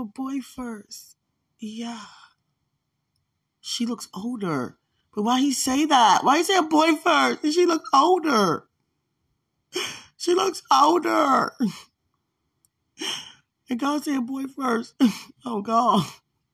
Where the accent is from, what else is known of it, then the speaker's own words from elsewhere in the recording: United States; I grew up in America